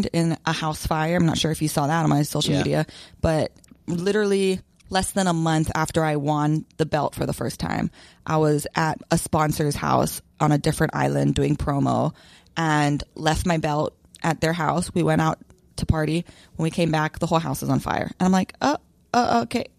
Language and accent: English; Hawaii, United States; moved away; I am, like, the only Hawaiian that doesn't surf